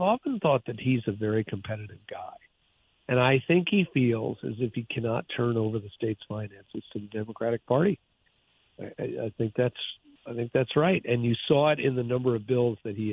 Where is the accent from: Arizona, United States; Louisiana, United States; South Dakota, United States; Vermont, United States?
Vermont, United States; I was from Vermont